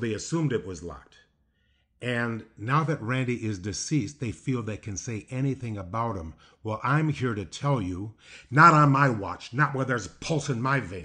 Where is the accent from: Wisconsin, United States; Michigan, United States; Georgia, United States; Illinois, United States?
Illinois, United States; Downers Grove; I was raised in Downers Grove, Illinois.